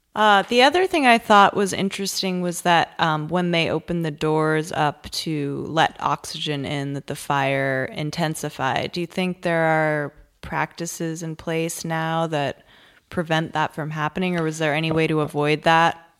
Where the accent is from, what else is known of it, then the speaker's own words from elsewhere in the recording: Massachusetts, United States; I am from Massachusetts